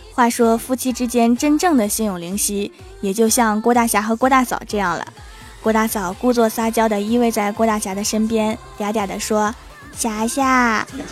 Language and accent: Chinese; Northeast China, China; 我们这儿又没风，还不下雨，就剩下热了